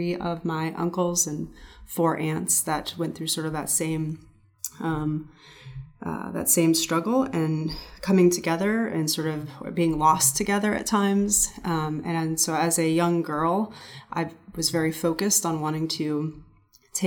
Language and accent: English; Anaheim, California, United States; I grew up in Anaheim and around there